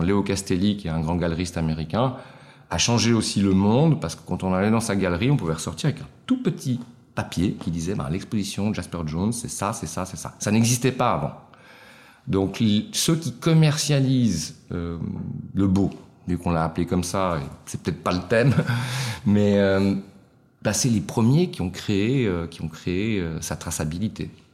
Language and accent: French; Switzerland; je suis italien d'origine, né en Suisse